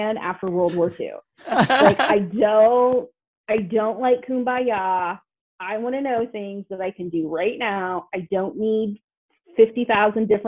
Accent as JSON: {"language": "English", "town": "Greenfield", "region": "Indiana", "country": "United States", "tie": "born or raised there", "said": "I grew up in Greenfield, Indiana, between two cornfields"}